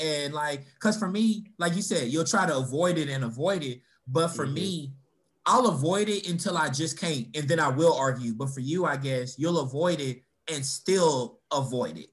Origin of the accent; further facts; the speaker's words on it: Louisville, Kentucky, United States; also born or lived in Florida; we all growing up in Louisville